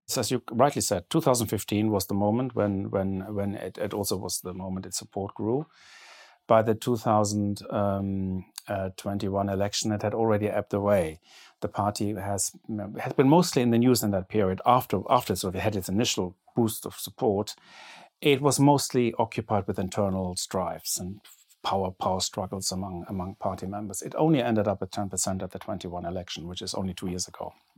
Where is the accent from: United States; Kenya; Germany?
Germany; growing up in Germany in the seventies